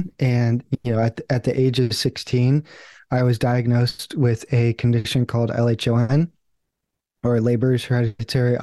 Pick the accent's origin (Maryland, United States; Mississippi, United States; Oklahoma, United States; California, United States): California, United States; San Diego; I grew up in San Diego. I still live in San Diego